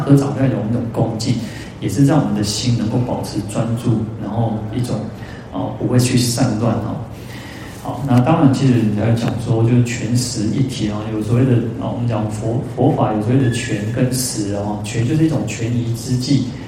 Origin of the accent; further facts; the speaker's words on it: Taiwan; 我们台湾人